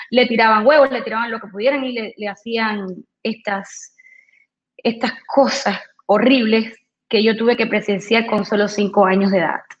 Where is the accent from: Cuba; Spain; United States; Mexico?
Cuba; born there; Eh, pues nací en Cuba, eh, vengo de, una familia, una familia compuesta de un bando de muy revolucionarios